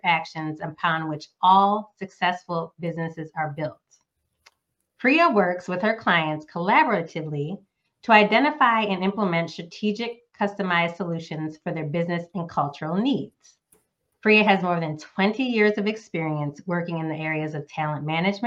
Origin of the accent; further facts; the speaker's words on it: Northeast United States, United States; now in Southeast United States, United States; I live in the Southeast United States, but was born and raised in the Northeast United States